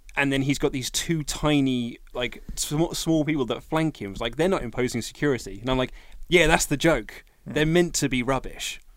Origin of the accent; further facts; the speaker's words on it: United Kingdom; a Brit as well